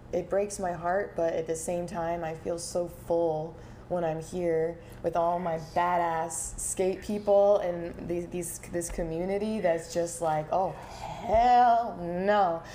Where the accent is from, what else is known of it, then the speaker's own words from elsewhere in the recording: North Carolina, United States; now in Portland, United States; I come from North Carolina